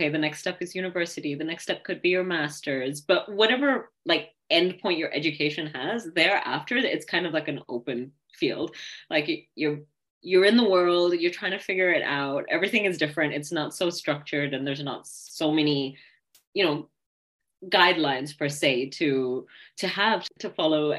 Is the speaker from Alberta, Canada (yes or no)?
no; Kitchener, Ontario, Canada; I'm from Kitchener-Waterloo